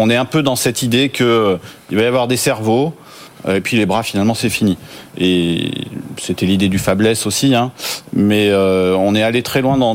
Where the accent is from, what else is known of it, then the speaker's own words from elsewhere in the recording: France; peut-être parce qu'on est français